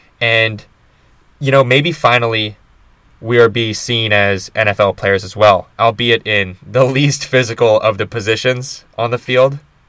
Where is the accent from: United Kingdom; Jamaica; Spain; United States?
United States; Rhode Island; born there; I was born in Rhode Island, and I can claim New England birthright.